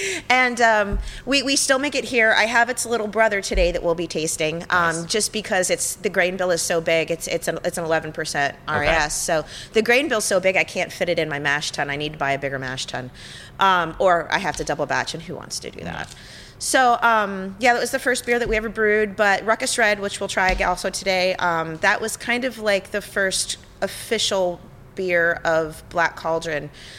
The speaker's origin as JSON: {"language": "English", "town": "Sonoma", "region": "California", "country": "United States", "said": "I'm from Sonoma."}